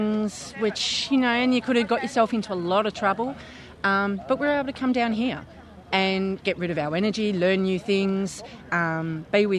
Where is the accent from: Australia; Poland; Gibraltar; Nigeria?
Australia; Melbourne, Victoria; I grew up in Carlton and single parent, no car